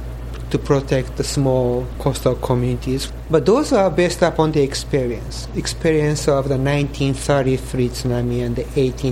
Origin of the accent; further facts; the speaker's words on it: Japan; You know, I'm half Japanese and I grew up in Japan and my wife is Japanese, so we have Japanese TV.